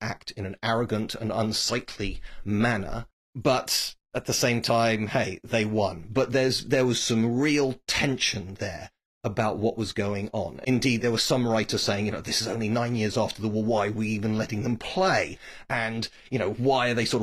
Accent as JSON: {"language": "English", "region": "England", "country": "United Kingdom", "said": "I'm obviously an English person, a proud English person."}